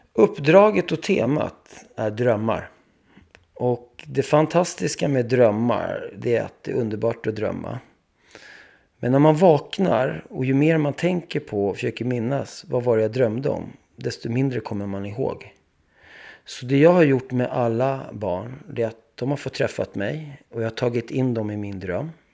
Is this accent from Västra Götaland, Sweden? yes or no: no; Stockholm, Stockholm County, Sweden; moved away; also born or lived in Paris, France; vi flyttade då till Bredäng som är en del av miljonprogrammet och det ligger bredvid Skärholmen. Så jag är uppväxt där då